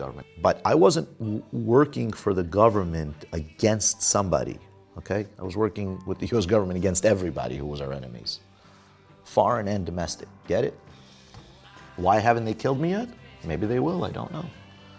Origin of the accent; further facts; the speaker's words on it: New York City, New York, United States; also born or lived in Soviet Union; growing up in places like Coney Island, growing up in Brooklyn